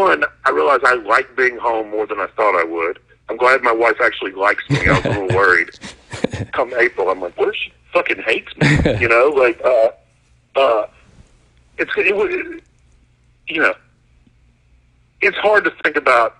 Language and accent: English; Mississippi, United States; I'm from Mississippi